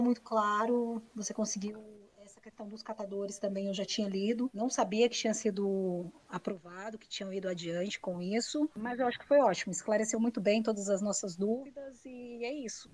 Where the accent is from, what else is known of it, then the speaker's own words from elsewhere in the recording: Santo André, São Paulo, Brazil; nós três somos de Santo André